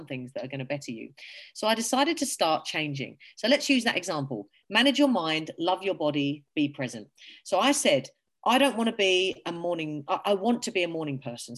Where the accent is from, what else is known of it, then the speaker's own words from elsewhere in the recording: England, United Kingdom; now in Australia; I am from England